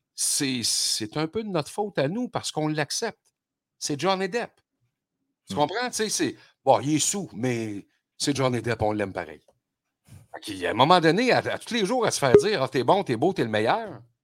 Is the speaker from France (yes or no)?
no; Quebec, Canada; chez nous au Québec